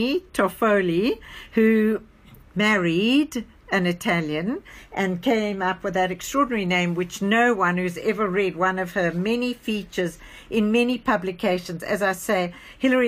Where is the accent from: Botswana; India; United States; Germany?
Botswana; Gaborone, South-East District; growing up in Gaborone in Botswana